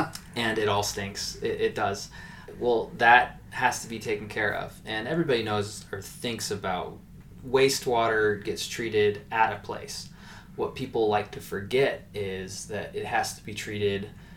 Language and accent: English; Missouri, United States; now in Fresno, United States; I grew up in Missouri